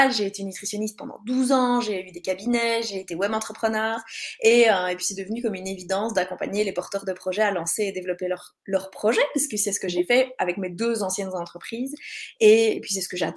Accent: Belgium; je suis belge

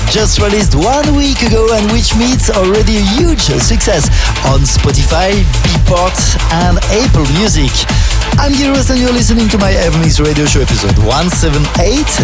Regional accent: Lausanne, Vaud, Switzerland; in my hometown in Lausanne

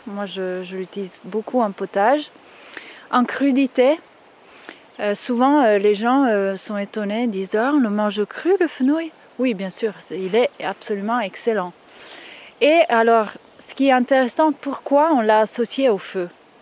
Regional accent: Italy; je suis italienne

